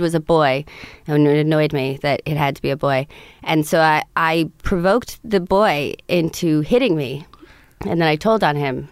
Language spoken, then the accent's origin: English; Montclair, New Jersey, United States; born or raised there; also born or lived in Montauk, Long Island